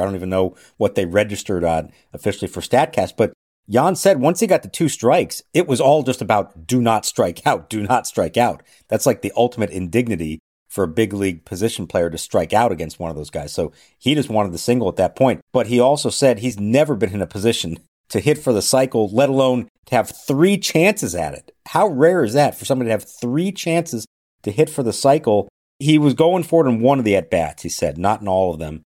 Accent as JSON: {"language": "English", "town": "Phoenix", "region": "Arizona", "country": "United States", "tie": "born or raised there", "moved": "yes", "said": "out in Phoenix. I wish I was there. It's my hometown"}